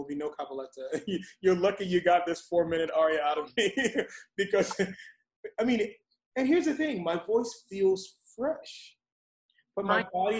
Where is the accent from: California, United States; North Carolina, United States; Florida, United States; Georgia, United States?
Florida, United States; now in Atlanta, United States; I'm from Florida